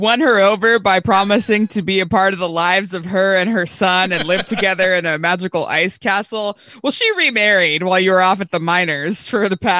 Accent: California, United States; I'm from California.

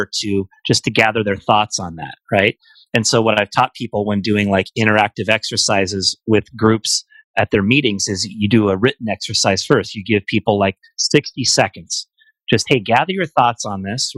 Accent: Bay Area, California, United States; parts of the Bay Area that where I'm from

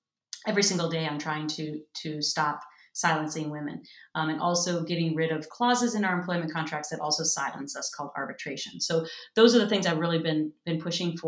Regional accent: Minnesota, United States; moved away; growing up in Minnesota with Minnesota nice

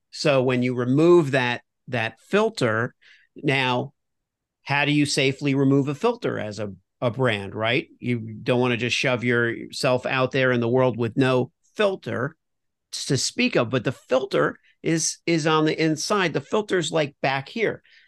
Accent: Miami, Florida, United States; moved away as an adult; also born or lived in New York / Los Angeles; I grew up in Miami, uh, originally.

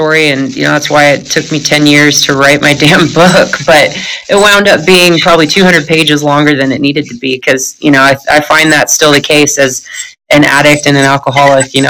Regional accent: Northern California, United States; I grew up in Northern California

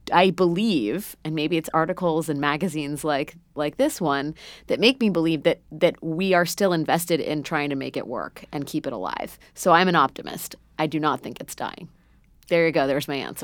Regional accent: United States; as an American

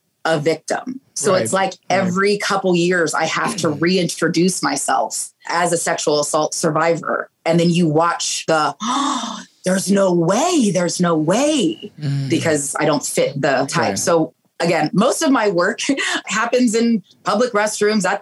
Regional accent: Pleasanton, California, United States; from Pleasanton, you know, the town that I grew up in Northern California

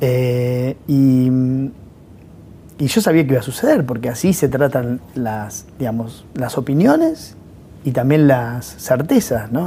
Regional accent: La Pampa, Argentina; moved away; yo soy de La Pampa.

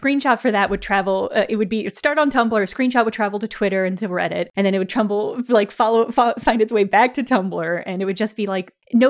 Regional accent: St. Louis, Missouri, United States; I'm from the St. Louis area, which is where the original exorcism story took place.

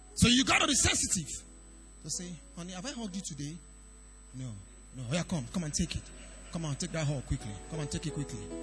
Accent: Idore, Ondo, Nigeria; I'm from Idore, Ondo State, very far place.

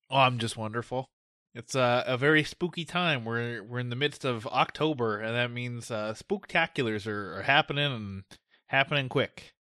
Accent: United States; we're American

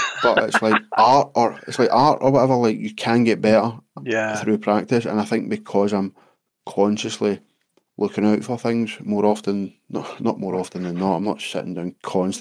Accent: United Kingdom; our being British

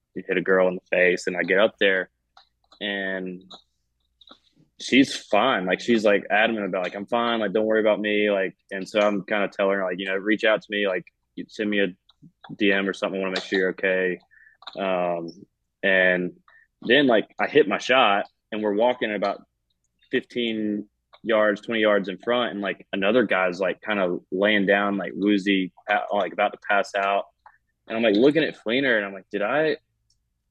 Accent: the Carolinas, United States; now in Georgia, United States; I grew up in the Carolinas, I live in Georgia

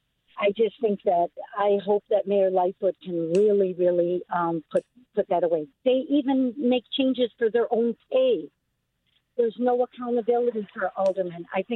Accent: Chicago, Illinois, United States; I was born and raised in Chicago.

